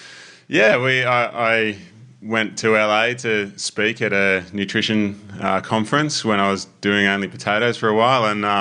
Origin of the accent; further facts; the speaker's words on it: Langwarrin, Victoria, Australia; also born or lived in Melbourne; I grew up in Langwarrin, which is sort of at the base of the Mornington Peninsula. Near Frankston.